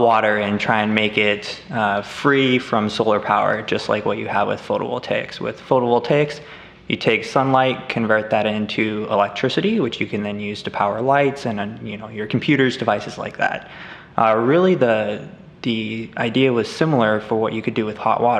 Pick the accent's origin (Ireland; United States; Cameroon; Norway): United States; Colorado; I'm actually from Colorado in the northern mountains